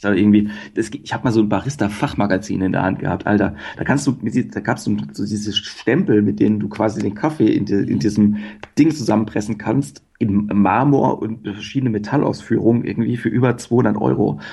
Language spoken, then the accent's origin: German; Mannheim, Baden-Württemberg, Germany; moved away; also born or lived in Ruhr area; ich bin aus Mannheim, aber ich habe eine Zeit lang im Pott gewohnt